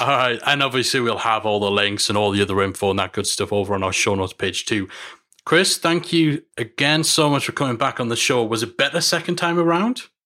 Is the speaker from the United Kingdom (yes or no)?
yes; United Kingdom; here in my home country, in London.